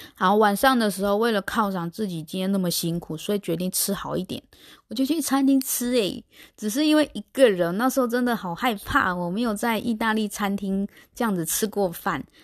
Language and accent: Chinese; Taiwan; 在台湾的生活经验